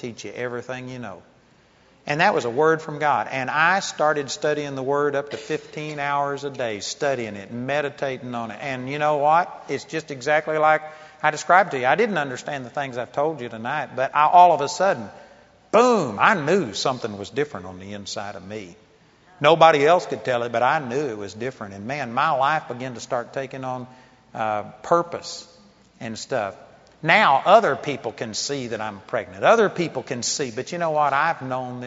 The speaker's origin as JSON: {"language": "English", "region": "Texas", "country": "United States", "said": "I'm a hick from Texas"}